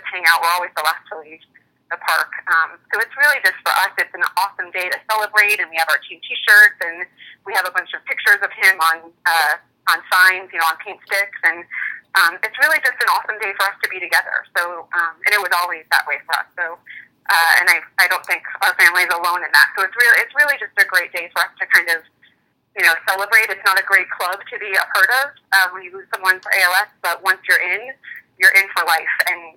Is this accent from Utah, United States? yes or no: no; Connecticut, United States; moved away; I'm from Connecticut originally